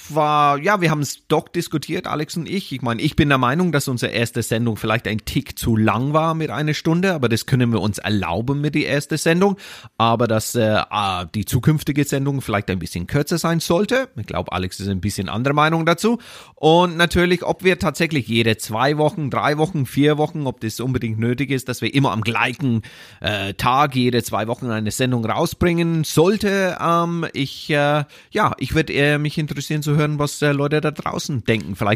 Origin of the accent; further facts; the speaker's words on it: Ireland; German is a second language; Da, da, wo du herkommst? Wo ich herkomme, wo meine Eltern wohnen.